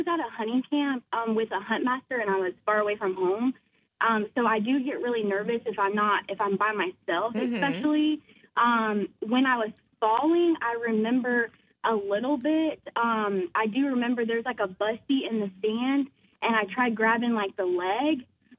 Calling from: Moncks Corner, South Carolina, United States; Monk's Corner.

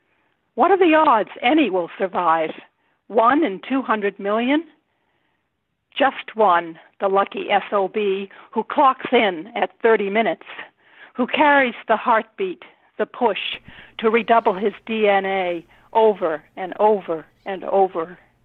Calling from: Rhode Island, United States; From Rhode Island.

